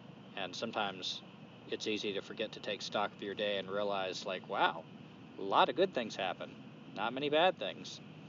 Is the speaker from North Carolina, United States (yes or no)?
yes; Durham, North Carolina, United States; Yeah, so Teresa and I came down from the North Carolina mountains back to the Piedmont of North Carolina in Durham, North Carolina, where we were from before we went to the mountains